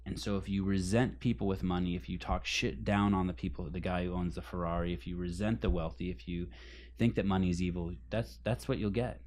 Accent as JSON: {"language": "English", "town": "Berkeley", "region": "California", "country": "United States", "tie": "born or raised there", "said": "I grew up in Berkeley, California."}